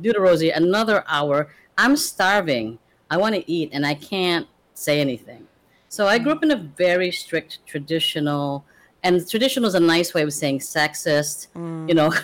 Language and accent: English; Chicago, Illinois, United States; also born or lived in Philippines; I pretty much grew up in Chicago most of my life. My family emigrated here, and I came here very young. I was like 8, and emigrated to the U.S.